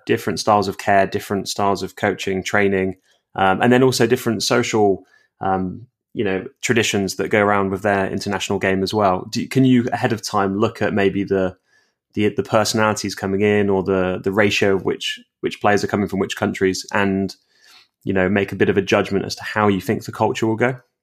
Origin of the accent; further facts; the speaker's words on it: England, United Kingdom; I'm obviously English